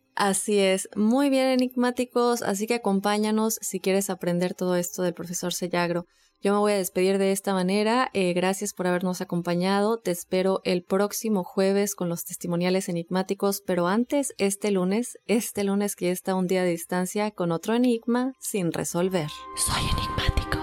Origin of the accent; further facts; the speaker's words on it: Mérida, Yucatán, Mexico; Mi bello Mérida, Joel, mi ciudad